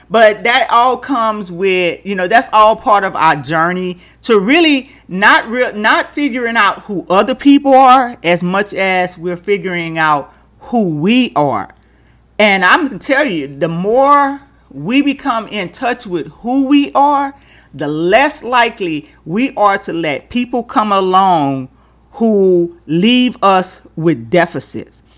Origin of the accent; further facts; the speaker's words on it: Louisiana, United States; growing up in Louisiana